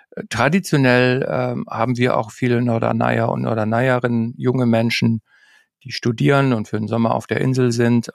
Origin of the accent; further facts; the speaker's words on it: Northern Germany, Germany; als Norddeutscher